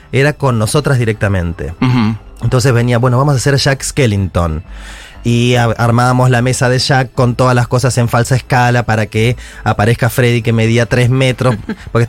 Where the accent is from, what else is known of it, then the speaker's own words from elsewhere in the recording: Buenos Aires, Argentina; Soy de En... Nací en, acá en Capital.